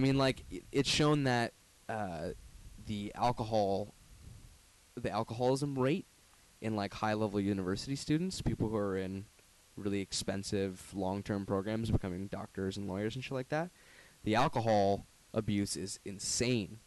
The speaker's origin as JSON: {"language": "English", "town": "Brantford", "region": "Ontario", "country": "Canada", "moved": "as an adult", "lives_now": "Toronto, Canada", "said": "I'm from Brantford, pretty small town."}